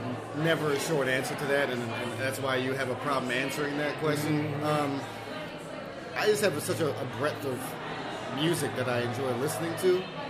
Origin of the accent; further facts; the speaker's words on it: New York, United States; growing up in New York and going to international school for 13 years